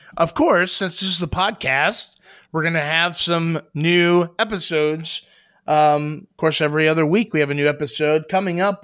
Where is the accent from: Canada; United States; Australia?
United States; Columbus, Ohio; I'm from Columbus, Ohio